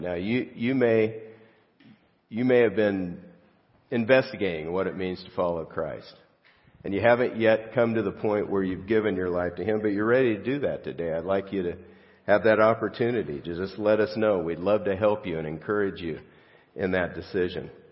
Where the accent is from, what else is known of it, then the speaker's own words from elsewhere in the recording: Los Angeles, California, United States; I grew up in Los Angeles